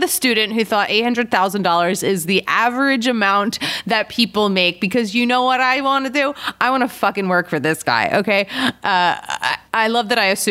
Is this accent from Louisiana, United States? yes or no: no; Philadelphia, Pennsylvania, United States; I'm from Philly